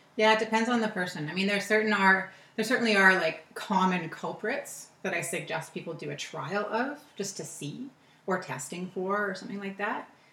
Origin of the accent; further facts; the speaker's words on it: Toronto, Ontario, Canada; also born or lived in California; Toronto is where I grew up